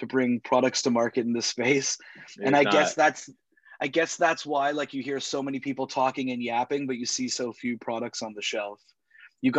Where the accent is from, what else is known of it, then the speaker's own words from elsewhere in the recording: Toronto, Ontario, Canada; also born or lived in Montreal; I'm born and raised in Toronto, Canada. I've lived here all my life, except for 4 years where I went to university in Montreal